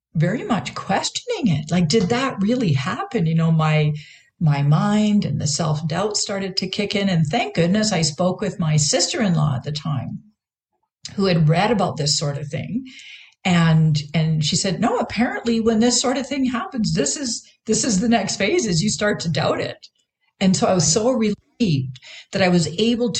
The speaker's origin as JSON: {"language": "English", "country": "Canada", "also_born_or_lived": "Vancouver, Canada / Victoria, Canada", "moved": "as an adult", "lives_now": "United States", "said": "I being Canadian at the time, I was living in Vancouver"}